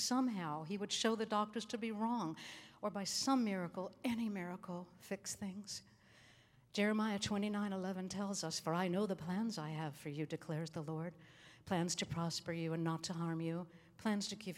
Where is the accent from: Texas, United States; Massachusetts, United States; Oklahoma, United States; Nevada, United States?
Massachusetts, United States; Boston; moved away; also born or lived in Brookline, Massachusetts / Hollywood, California; I was born in Brookline, Massachusetts, just outside of Boston, and raised in Boston